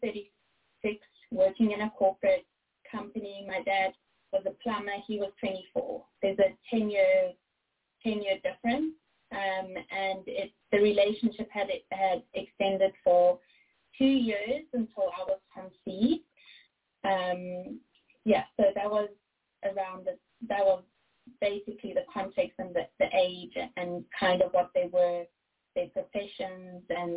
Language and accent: English; South Africa; accent: South African; I was born in 1991 in South Africa, and that's where the accent comes from.